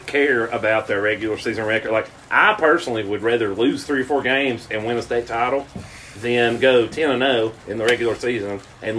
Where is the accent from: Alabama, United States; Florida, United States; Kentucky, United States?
Kentucky, United States; Pikeville; I grew up here in Pikeville